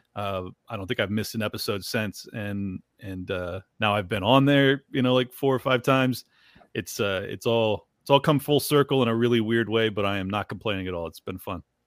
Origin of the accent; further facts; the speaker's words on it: San Diego, California, United States; I grew up in San Diego and had a lot of Mexican friends